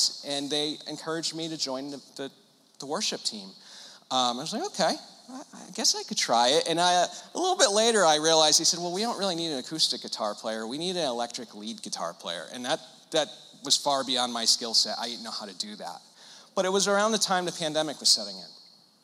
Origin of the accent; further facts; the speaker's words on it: Connecticut, United States; I'm born and raised in Connecticut